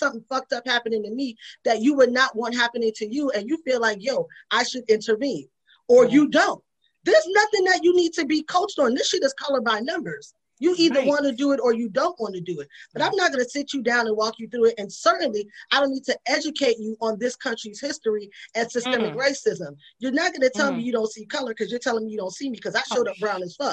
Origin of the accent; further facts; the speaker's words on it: New York City, New York, United States; I was Latino whether I wanted to be or not, because I grew up in the Bronx